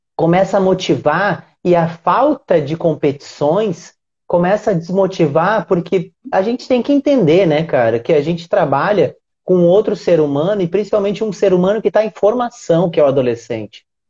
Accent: Uruguaiana, Rio Grande do Sul, Brazil; now in Rio de Janeiro, Brazil; Eu sou do interior do Rio Grande do Sul. Uruguaiana, que é uma cidade grudadinha na Argentina

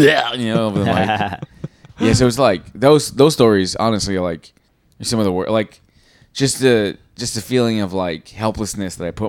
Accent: New York City, New York, United States; Especially because I grew up in Jackson Heights.

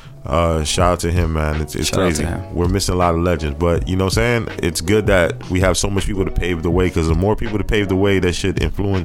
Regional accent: Dade County, Florida, United States; I'm 1989. He's from Broward County. I'm not from Broward County, I'm from Dade County.

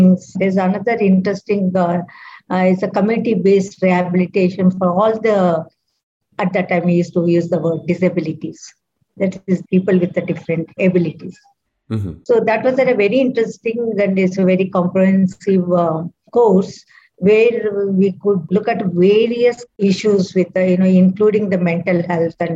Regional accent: Bangalore, Karnataka, India; I'm from South India, from Bangalore.

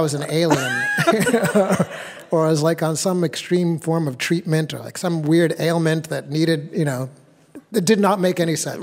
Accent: New Hampshire, United States; I was born in New Hampshire. My parents are from Uganda

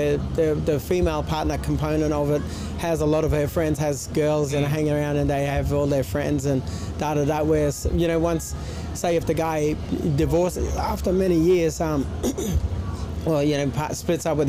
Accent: Townsville, Queensland, Australia; I'm from Townsville

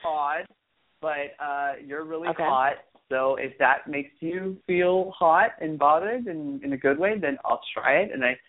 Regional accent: Hollywood, California, United States; growing up in Hollywood in general is it was very difficult

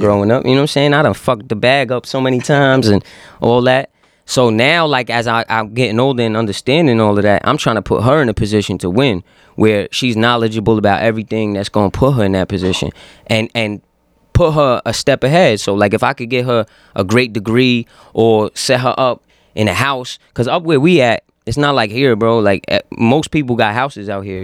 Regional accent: Yonkers, New York, United States; I'm from Yonkers, so when people ask me where I'm from, Yonkers is the first word out of my mouth

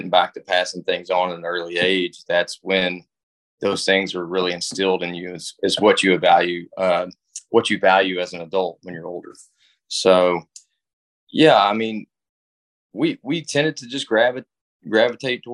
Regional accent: Lexington, Kentucky, United States; moved away as an adult; now in Richmond, United States; starts in Lexington, Kentucky. I was born there at the Good Samaritan Hospital, and, I just kind of grew up, being outdoors

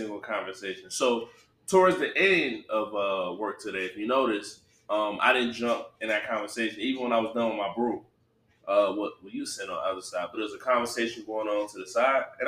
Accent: Detroit, Michigan, United States; growing up in Detroit

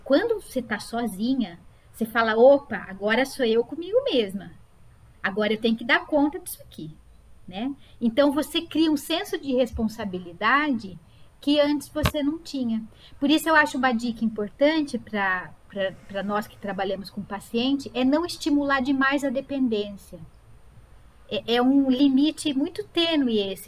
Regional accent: Sorocaba, São Paulo, Brazil; eu nasci em Sorocaba, é minha cidade de origem

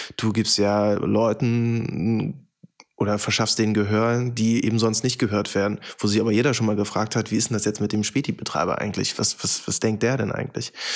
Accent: Oschersleben, Saxony-Anhalt, Germany; moved away as an adult; now in Berlin, Germany; In meinem Fall ist das Oschersleben, Sachsen-Anhalt, bei Magdeburg

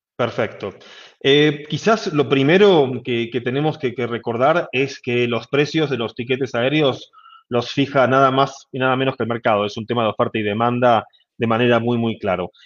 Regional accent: Argentina; now in Mexico; mi tierra natal, Argentina

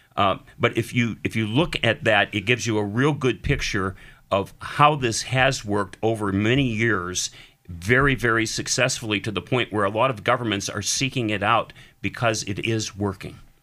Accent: Erie, Pennsylvania, United States; I'm Erie, born and raised

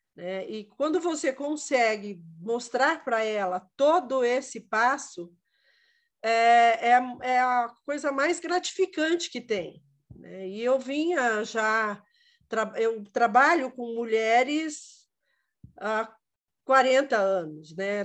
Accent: Quatro Barras, Paraná, Brazil; Eu sou de Quatro Barras

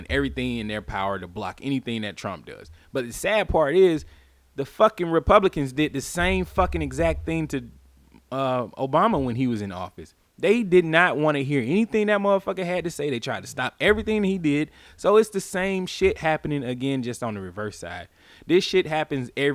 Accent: the South, United States; I'm from the South

